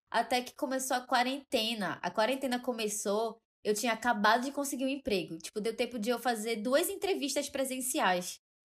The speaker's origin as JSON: {"language": "Portuguese", "town": "Belém", "region": "Pará", "country": "Brazil", "moved": "as an adult", "lives_now": "São Paulo, Brazil", "said": "sou de Belém do Pará. E eu me mudei para São Paulo recentemente"}